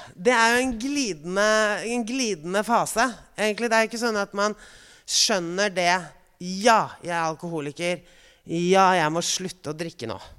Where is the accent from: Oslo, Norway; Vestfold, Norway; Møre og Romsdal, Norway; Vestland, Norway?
Oslo, Norway; also born or lived in Bygdøy / Parkveien; Jeg kommer fra Frogner, Gabels gate 37